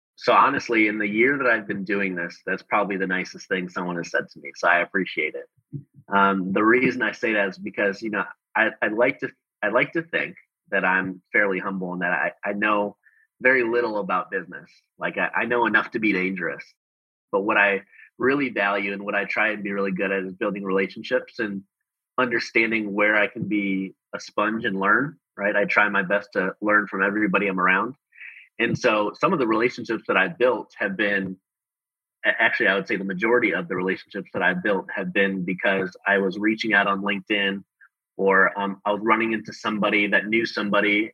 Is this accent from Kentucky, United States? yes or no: no; Chicago, Illinois, United States; moved away as an adult; also born or lived in Denver / Australia; now in Houston, United States; I actually grew up in Chicago. Um, I grew up in Chicago in the Midwest